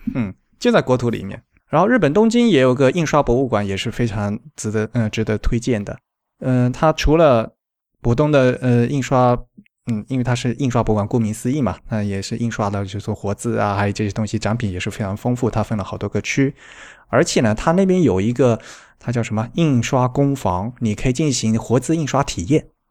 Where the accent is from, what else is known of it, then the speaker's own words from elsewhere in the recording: Xiamen, Fujian, China; 我是福建人嘛，是厦门